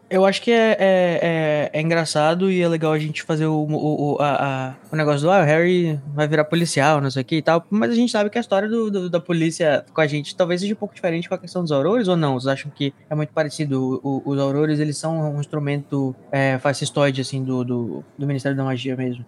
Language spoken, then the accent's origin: Portuguese; Brazil; Sou brasileiro